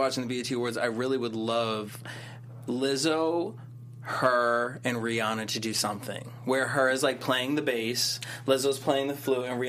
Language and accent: English; Boston, Massachusetts, United States; I'm from Boston